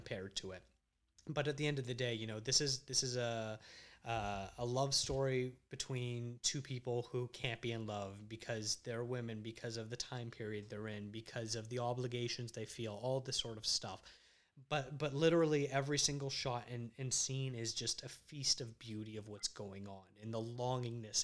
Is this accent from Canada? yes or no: yes; Canada; also born or lived in Toronto; a Canadian filmmaker